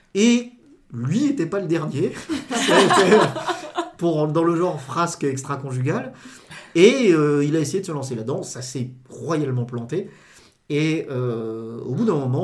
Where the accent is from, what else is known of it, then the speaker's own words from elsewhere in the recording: Dijon, Bourgogne-Franche-Comté, France; je suis, né à Dijon, j'ai grandi à Dijon